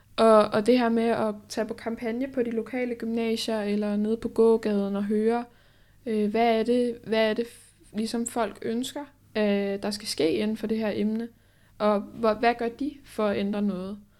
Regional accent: Holbæk, Zealand, Denmark; jeg kommer fra Holbæk

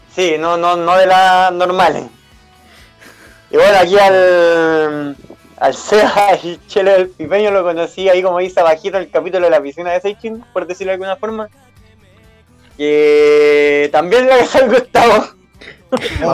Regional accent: Chile; como güey chileno, me gusta tomar

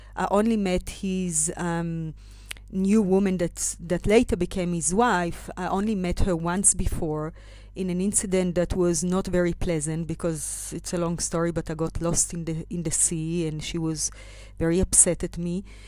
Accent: Israel; moved away as an adult; now in South Africa; I left, um, my home country, Israel, and arrived to South Africa when I was twenty-one years old

